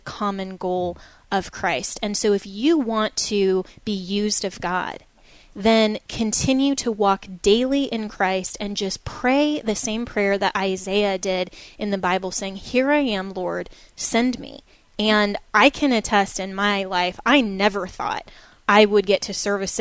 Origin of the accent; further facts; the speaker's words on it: Colorado, United States; my hometown in Colorado